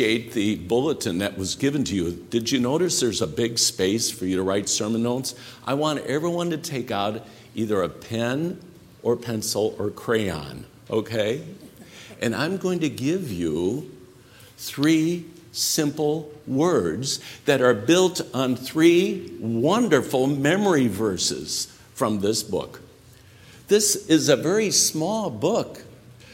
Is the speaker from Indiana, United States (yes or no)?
yes; Northwest Indiana, United States; I was a kid growing up in Northwest Indiana